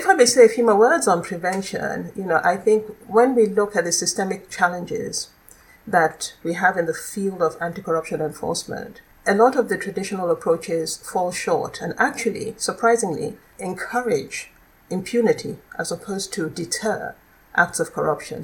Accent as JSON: {"language": "English", "country": "Nigeria", "moved": "yes", "lives_now": "Netherlands", "said": "I'm originally from Nigeria"}